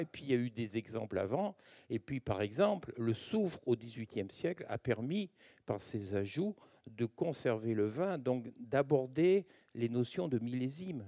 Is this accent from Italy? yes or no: no; Languedoc-Roussillon, Occitania, France; also born or lived in Narbonne; now in Bordeaux, France; je viens du Languedoc-Roussillon